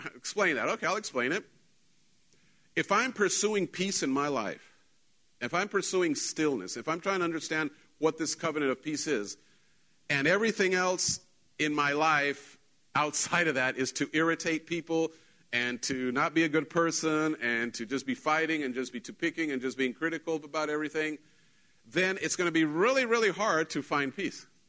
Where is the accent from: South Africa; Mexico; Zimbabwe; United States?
Mexico; moved away; I wasn't raised in Texas, I was raised in Mexico, and Mexico has a different culture, even though we're Mexicans